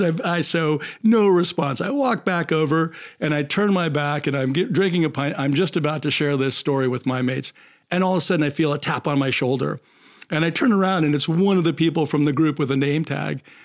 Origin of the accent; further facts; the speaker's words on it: United States; I'm from the States